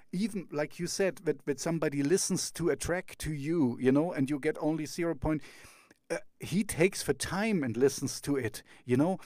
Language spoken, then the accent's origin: English; East Germany, Germany; I grew up in East Germany